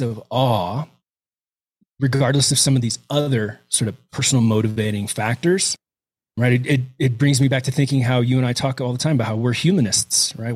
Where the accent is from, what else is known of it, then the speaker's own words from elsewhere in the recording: Houston, Texas, United States; moved away as an adult; now in Crested Butte, United States; I was raised in Houston, right, born and raised till, uh, till I was eighteen years old and ran off in the military